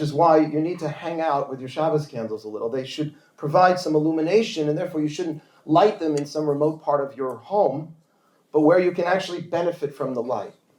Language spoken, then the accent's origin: English; New York City, New York, United States; I grew up, we grew up in Forest Hills, Queens